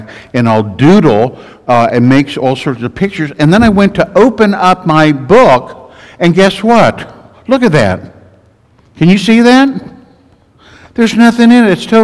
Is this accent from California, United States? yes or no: no; Kansas, United States; I'm from Kansas.